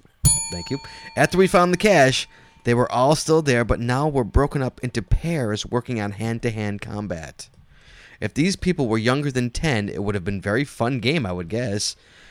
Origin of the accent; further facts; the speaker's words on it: New Jersey, United States; I'm from Jersey.